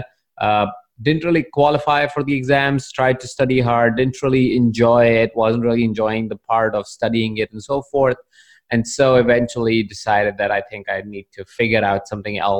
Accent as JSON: {"language": "English", "town": "Jaipur", "region": "Rajasthan", "country": "India", "tie": "born or raised there", "said": "I was born in the small town of Jaipur in India about several years ago"}